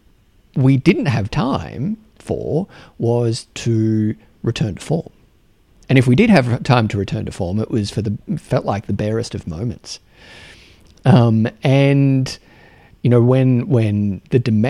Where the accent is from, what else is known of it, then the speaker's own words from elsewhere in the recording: Australia; accent: Australian; my Australian accent